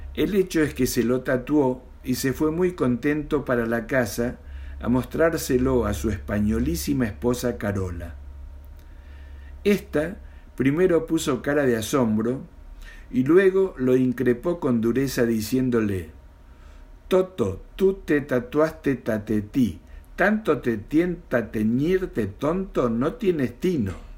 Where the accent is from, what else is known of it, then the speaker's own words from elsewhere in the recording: Mendoza, Argentina; now in Buenos Aires, Argentina; nací en Mendoza y vivo en Capital Federal de la República Argentina